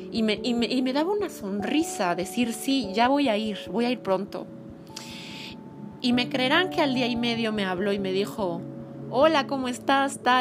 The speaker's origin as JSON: {"language": "Spanish", "region": "Mexico City", "country": "Mexico", "said": "vivo en la Ciudad de México. Y sí soy chilanga, pero mezclo a veces acentos"}